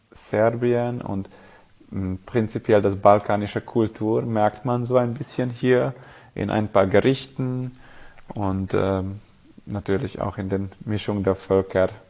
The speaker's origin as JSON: {"language": "German", "town": "Szekszárd", "region": "Tolna", "country": "Hungary", "said": "Also ich komme aus dem Süden Ungarns, und meine Stadt und gleichzeitig das Anbaugebiet heißt Saxad."}